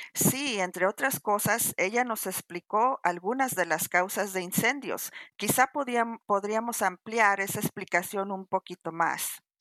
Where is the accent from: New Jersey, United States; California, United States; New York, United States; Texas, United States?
California, United States; Los Angeles; nací y crecí en Los Ángeles, soy de descendencia mexicana